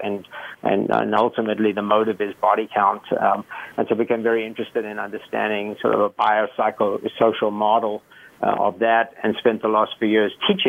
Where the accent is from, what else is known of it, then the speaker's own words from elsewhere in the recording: South Africa; moved away; I grew up in South Africa, and I grew up in a very volatile time in the 80s.